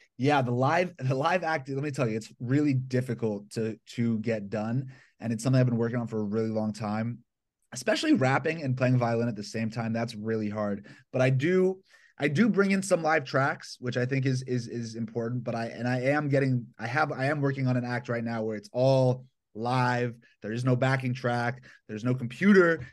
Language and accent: English; Atlanta, Georgia, United States; born or raised there; now in Los Angeles, United States